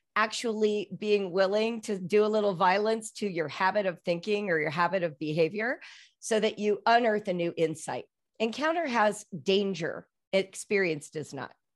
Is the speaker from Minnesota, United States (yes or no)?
no; Los Angeles, California, United States; now in Cincinnati, United States; I'm from Los Angeles